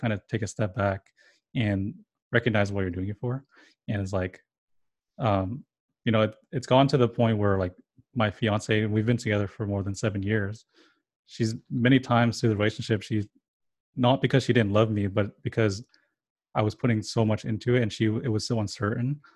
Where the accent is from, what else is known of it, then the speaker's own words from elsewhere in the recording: California, United States; first language English; I was born in California, so I only know English and a little bit of Spanish